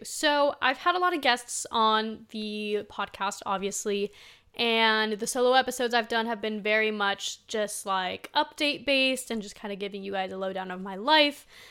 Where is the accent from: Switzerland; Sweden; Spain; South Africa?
Spain; moved away; I was born in Spain, like, I'm from Spain